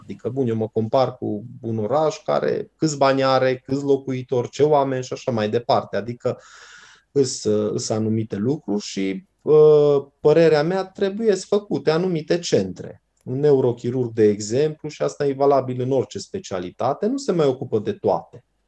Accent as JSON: {"language": "Romanian", "town": "Brașov", "region": "Brașov County", "country": "Romania", "said": "eu sunt din Brașov, sunt brașovean"}